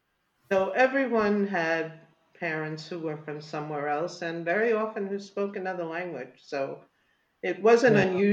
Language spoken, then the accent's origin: English; Jamaica; And you said, I'm Jamaican. They had no idea what that was.